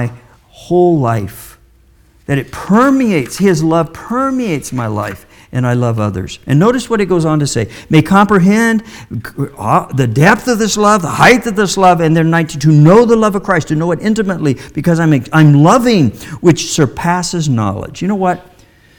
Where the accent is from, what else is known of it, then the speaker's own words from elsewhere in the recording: Midwest, United States; I was raised in the Midwest